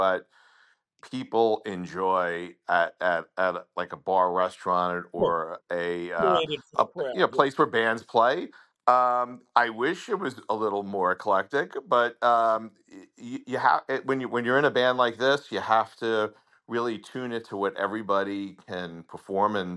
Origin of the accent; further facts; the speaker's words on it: Long Island, New York, United States; accent: Long Island; now in South Florida, United States; I'm from Long Island. And like a lot of people, I moved to South Florida for more sunshine.